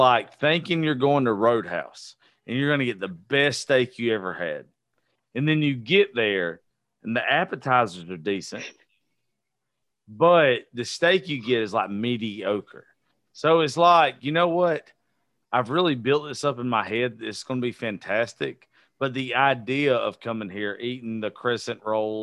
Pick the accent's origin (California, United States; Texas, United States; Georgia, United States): Georgia, United States; Eastman; moved away as an adult; also born or lived in Macon, Georgia; Eastman's only 45 minutes away from Macon